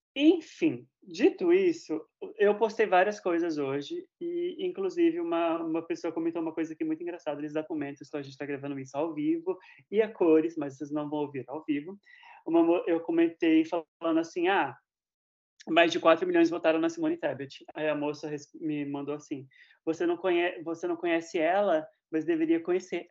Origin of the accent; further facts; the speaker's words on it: São Paulo, Brazil; now in United States; Eu moro nos Estados Unidos, mas eu sou de São Paulo